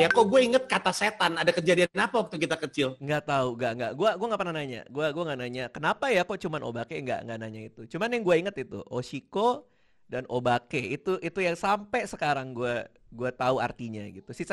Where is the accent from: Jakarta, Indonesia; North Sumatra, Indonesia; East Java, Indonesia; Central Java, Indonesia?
Jakarta, Indonesia; Gue gue lumayan tumbuh di Jakarta juga dulu